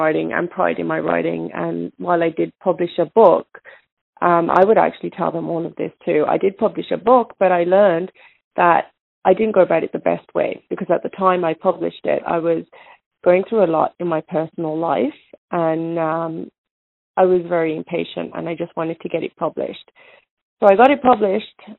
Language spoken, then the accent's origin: English; England, United Kingdom; I was born in England. My parents are both Indian